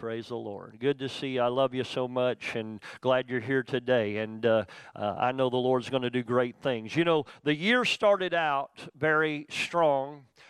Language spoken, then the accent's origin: English; Youngstown, Ohio, United States; born there; I was actually born in the town where Randy's from. I was born in Youngstown.